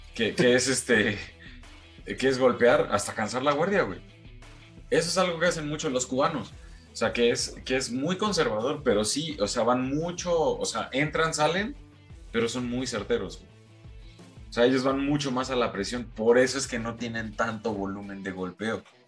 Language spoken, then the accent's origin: Spanish; Mexico